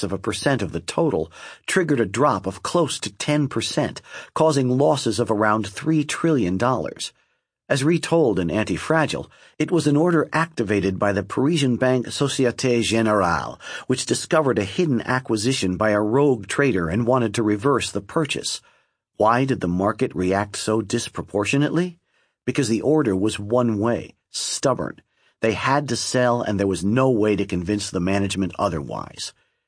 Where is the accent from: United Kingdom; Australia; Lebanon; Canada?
Lebanon; I grew up in Lebanon at the time when the population was about half Christian